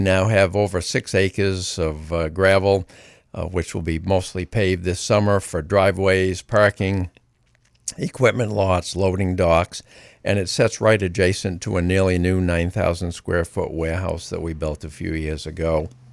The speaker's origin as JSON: {"language": "English", "town": "Greene", "region": "Maine", "country": "United States", "tie": "born or raised there", "said": "I grew up in Greene and worked on a dairy farm my whole life growing up"}